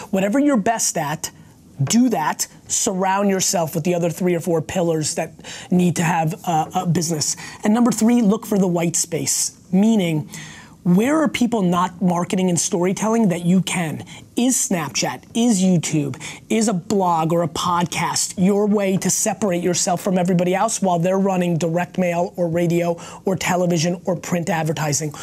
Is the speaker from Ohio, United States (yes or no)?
no; Edison, New Jersey, United States; first language Russian; English is a second language; also born or lived in Belarus / Queens, New York / Dover, New Jersey / Springfield, New Jersey; When I came to America, in, in Queens and in Dover, I couldn't speak English. Uh, Dover, New Jersey